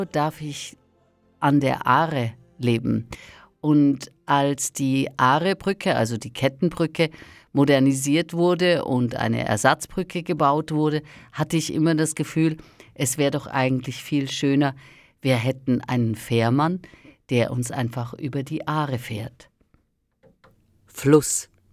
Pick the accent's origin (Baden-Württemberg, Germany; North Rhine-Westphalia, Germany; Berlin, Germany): Baden-Württemberg, Germany; Northern Black Forest; ich bin in einer Kleinstadt im Nordschwarzwald aufgewachsen.